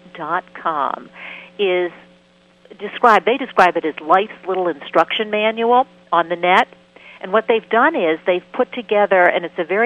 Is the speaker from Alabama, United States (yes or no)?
no; Maine, United States; I'm from Maine.